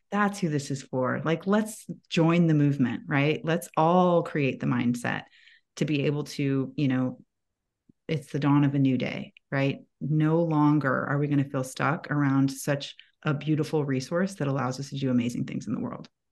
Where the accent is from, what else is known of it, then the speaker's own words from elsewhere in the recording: Atlanta, Georgia, United States; I live in Atlanta, that is my hometown, home base